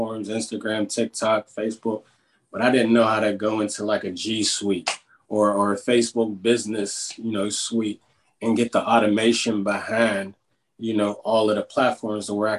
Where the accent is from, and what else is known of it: Pittsburgh, Pennsylvania, United States; accent: Pittsburgh